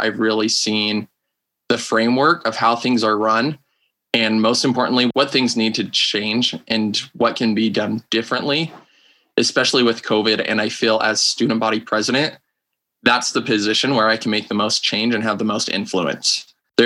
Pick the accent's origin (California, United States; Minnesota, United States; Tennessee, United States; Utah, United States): Utah, United States; Taylorsville; now in Orem, United States; I am from Taylorsville, Utah. So I grew up basically in the Salt Lake Valley.